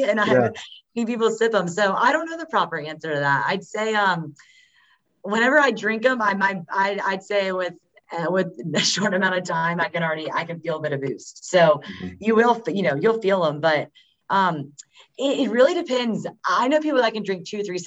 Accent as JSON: {"language": "English", "town": "Winston-Salem", "region": "North Carolina", "country": "United States", "tie": "born or raised there", "said": "I was born and raised here in Winston"}